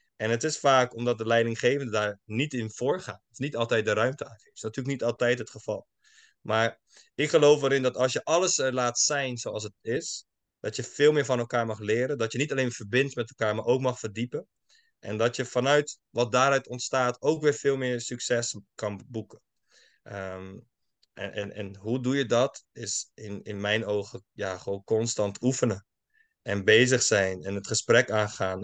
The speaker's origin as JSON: {"language": "Dutch", "town": "Schiedam", "region": "South Holland", "country": "Netherlands", "tie": "born or raised there", "also_born_or_lived": "United States", "said": "opgegroeid in Schiedam, Schiedam Nieuwland"}